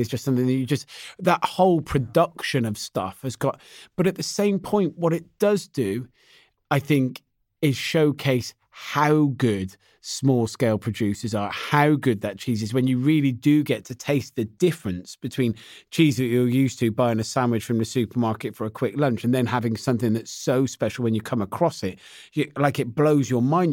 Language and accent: English; West Country, South West England, United Kingdom; I'm from the West Country, not far from Cheddar Gorge